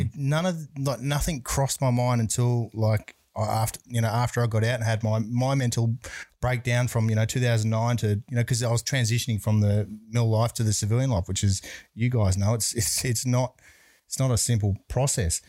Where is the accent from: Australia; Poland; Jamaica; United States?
Australia; Brisbane, Queensland; I grew up in Brisbane